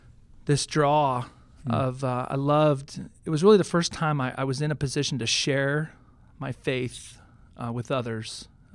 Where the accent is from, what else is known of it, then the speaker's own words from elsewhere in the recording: Houston, Texas, United States; also born or lived in Boston / upstate New York / Northern California; My dad worked for Shell Oil for 30 years, and so we moved around a fair amount. Boston to upstate New York, Northern California, and then ultimately Houston, which is where I grew up most of my life.